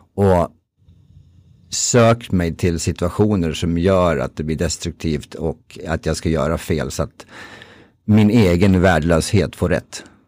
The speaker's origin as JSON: {"language": "Swedish", "town": "Timrå", "region": "Västernorrland County", "country": "Sweden", "said": "jag är från Timrå, för detta hockeyspelare"}